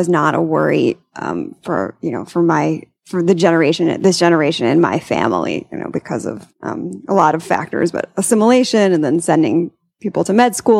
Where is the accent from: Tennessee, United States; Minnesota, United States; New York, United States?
New York, United States; Long Island; Long Island.